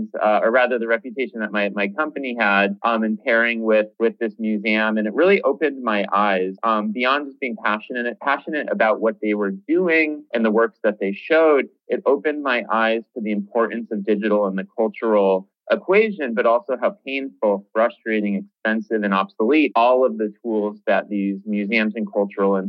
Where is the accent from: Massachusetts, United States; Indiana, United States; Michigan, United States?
Massachusetts, United States; about 2 hours west of Boston; now in Boston, United States; I didn't grow up in Boston. I grew up about 2 hours west of Boston